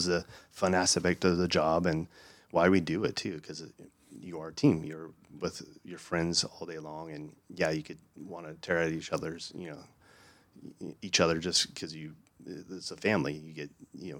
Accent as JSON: {"language": "English", "area": "East County, San Diego", "region": "California", "country": "United States", "said": "I'm from East County, where they lost a lot of homes in fires."}